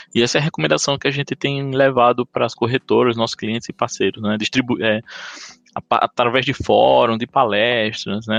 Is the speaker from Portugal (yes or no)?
no; Paraíba, Brazil; accent: Paraíba; Eu sou paraibano, então tenho esse sotaque aqui